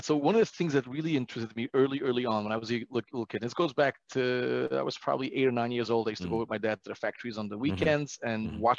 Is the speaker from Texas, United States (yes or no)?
no; Brooklyn, New York, United States; I am from Brooklyn, New York.